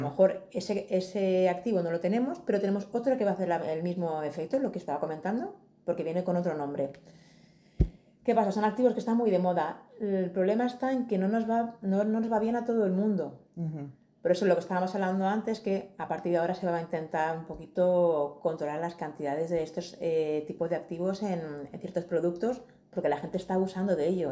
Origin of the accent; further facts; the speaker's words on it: Madrid, Community of Madrid, Spain; Soy de Madrid